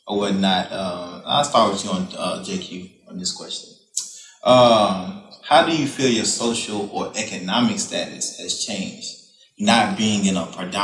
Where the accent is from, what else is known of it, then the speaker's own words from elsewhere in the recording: United States; And then they can relate to how I may feel about certain things because we're American.